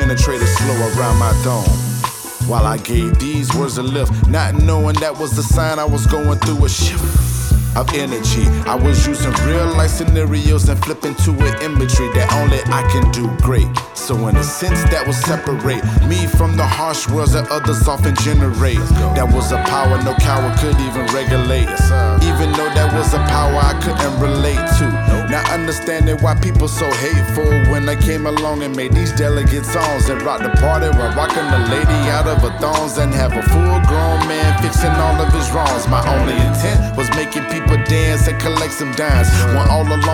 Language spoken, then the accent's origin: English; Jacksonville, Florida, United States; my hometown, Duval County, Jacksonville, Florida